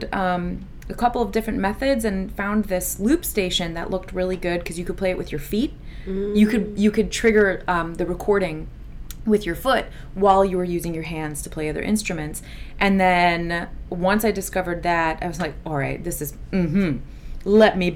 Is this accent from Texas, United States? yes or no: no; Chicago, Illinois, United States; first language Assyrian Neo-Aramaic; English is a second language; also born or lived in Des Plaines; little girl born in Chicago